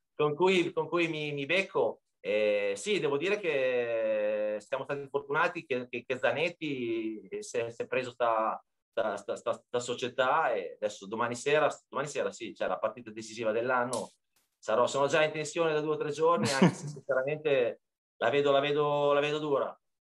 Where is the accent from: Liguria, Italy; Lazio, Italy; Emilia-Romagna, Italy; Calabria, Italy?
Emilia-Romagna, Italy; Bologna; moved away as an adult; also born or lived in Ancona; now in Marche, Italy; noi siamo di Bologna, centro, abitavamo in centro, proprio a tre minuti da Piazza Zarita